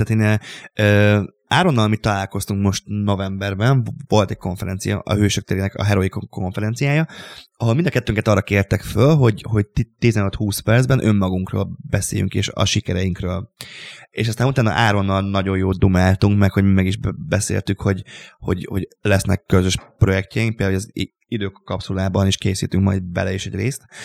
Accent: Hungary; a Papkeszi utcában, ahol én, én, felnőttem, egy szobakonyhában

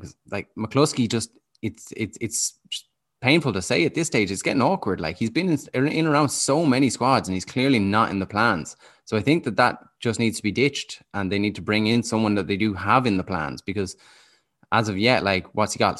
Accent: Dublin, Leinster, Ireland; moved away as an adult; now in Galway, Ireland; I grew up in Dublin

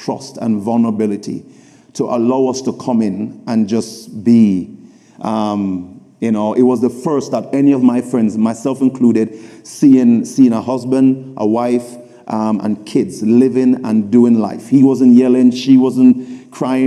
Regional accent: Kingston, Jamaica; I grew up in Jamaica, Kingston, in a community called Southside, Raytown.

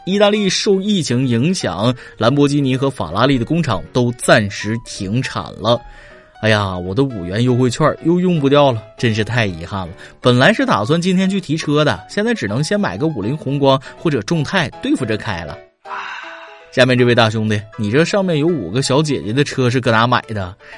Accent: China; 我们中国人

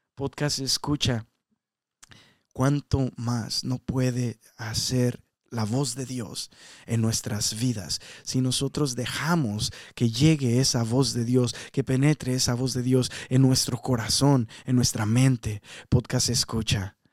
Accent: Mexico; now in United States; yo soy mexicano

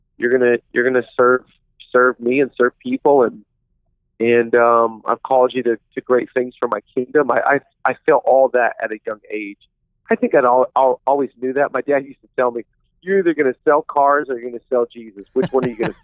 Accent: Seattle, Washington, United States; I'm originally from the Pacific Northwest. I grew up in the Seattle area

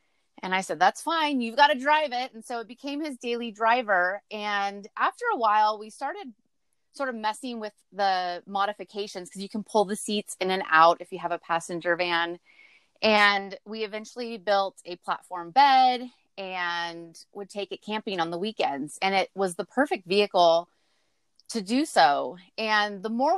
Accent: Central Valley, California, United States; moved away; we're from the Central Valley in California

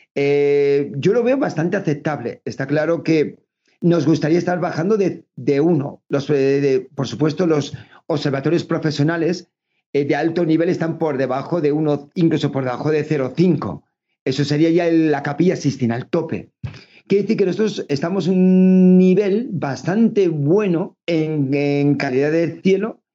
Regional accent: Navarre, Spain; moved away as an adult; now in Extremadura, Spain; somos navarros, llevamos 20 años ya viviendo, más de 20 años en Extremadura

